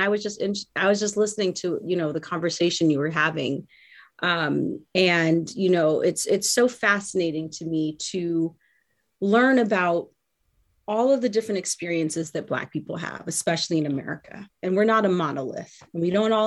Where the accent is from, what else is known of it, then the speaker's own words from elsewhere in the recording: Southern California, United States; growing up in Southern California, I grew up in a very diverse